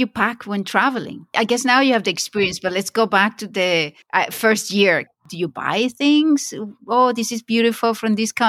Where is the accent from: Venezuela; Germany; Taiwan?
Venezuela; moved away; I grew up in Venezuela